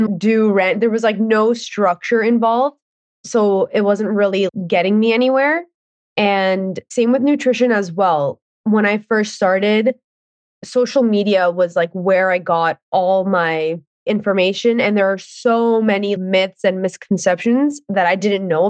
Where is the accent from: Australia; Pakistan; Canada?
Canada; Ontario; I am from Ontario